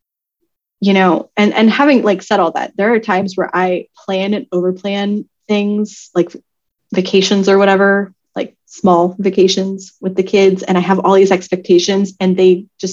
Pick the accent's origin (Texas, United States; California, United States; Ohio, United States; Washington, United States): California, United States; moved away; we're from California